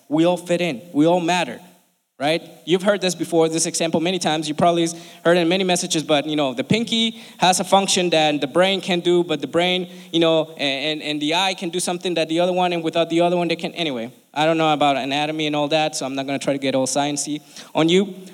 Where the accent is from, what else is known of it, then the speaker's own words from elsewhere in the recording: Colombia; now in United States; I'm from Colombia, right? I love this country and I've been here for almost 20 years now